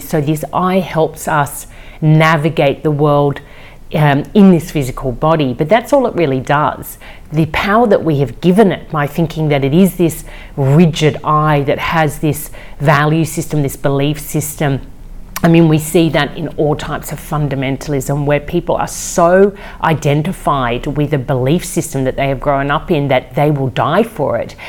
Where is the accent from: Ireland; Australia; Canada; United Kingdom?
Australia; also born or lived in Amsterdam, Netherlands; I was born in Amsterdam, I grew up in Australia.